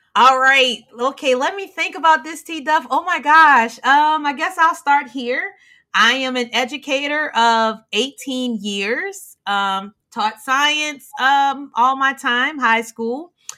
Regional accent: the South, United States; I'm from South

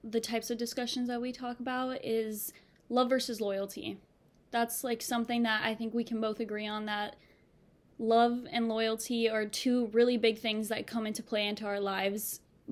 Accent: Miami, Florida, United States; moved away as an adult; now in Boston, United States; I'm 19 years old and I'm from Miami, Florida

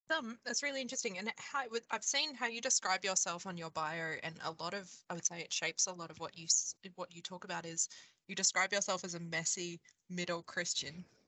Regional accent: Queensland, Australia; I grew up in Queensland, in Australia

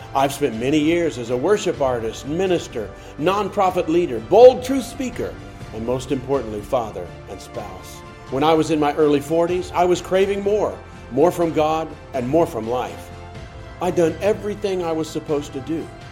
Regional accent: Kansas City, United States; I'm from Kansas City

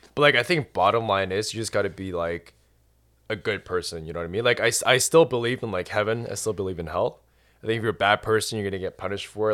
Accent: Canada; moved away as an adult; also born or lived in Ireland; I was born and raised in Canada

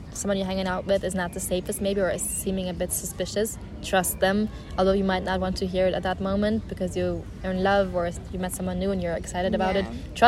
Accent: Berlin, Germany; English is a second language; moved away as an adult; now in Madrid, Spain; I'm from Berlin, and Berlin is known as not the safest city, I'd say. It doesn't have the best reputation when it comes to that.

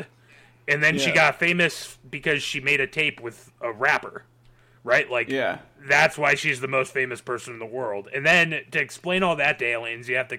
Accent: New England, United States; I am from New England

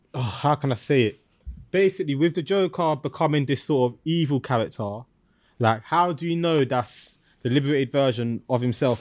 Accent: London, United Kingdom; I'm from East London

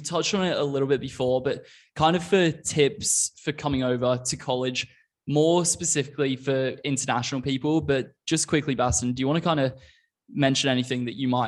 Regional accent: Australia; moved away as an adult; now in United States; I came over to college from Australia when I was 20, having lived in Australia for like 13-ish years at the time

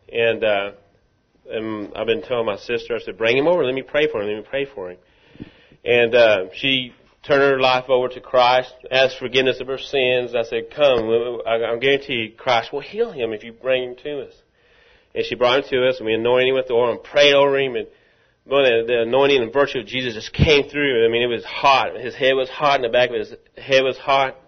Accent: Rockwall, Texas, United States; I'm from Rockwall

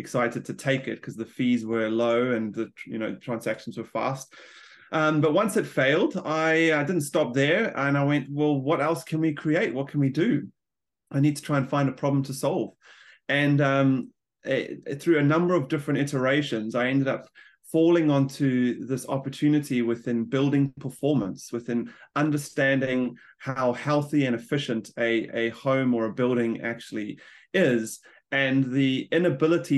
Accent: South Africa; moved away as an adult; now in New Zealand; I'm a South African immigrant, like a lot of New Zealanders now, and I've been in New Zealand for the last 12 years.

